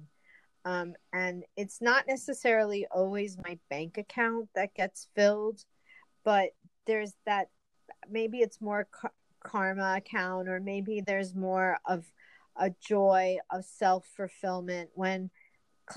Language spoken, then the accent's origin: English; New York, United States; We're both from New York